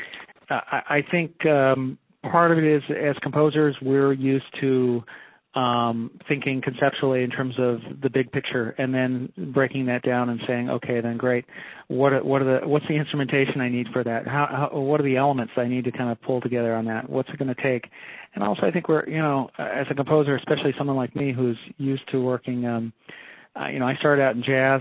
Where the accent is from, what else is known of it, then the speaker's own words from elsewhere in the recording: outside Silicon Valley, California, United States; I grew up outside the Silicon Valley